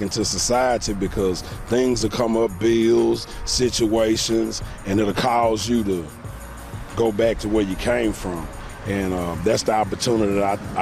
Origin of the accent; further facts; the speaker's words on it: Houston, Texas, United States; I grew up in the Fourth Ward, attended Jack Yason High School